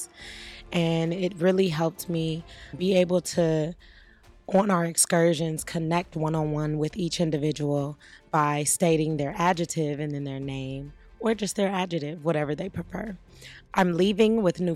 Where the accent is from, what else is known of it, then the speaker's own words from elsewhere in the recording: Los Angeles, California, United States; I am from Los Angeles, California